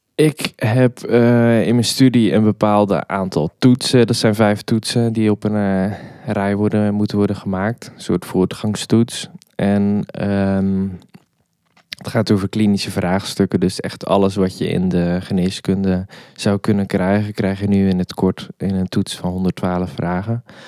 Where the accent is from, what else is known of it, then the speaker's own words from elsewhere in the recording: Hoek, Zeeland, Netherlands; moved away as an adult; now in Nijmegen, Netherlands; daarvoor kom ik uit Zeeland, in het plaatsje Hoek.